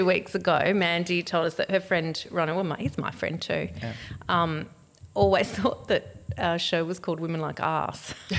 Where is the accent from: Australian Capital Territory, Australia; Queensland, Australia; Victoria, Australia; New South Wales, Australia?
Australian Capital Territory, Australia; Canberra; Well, I grew up in Canberra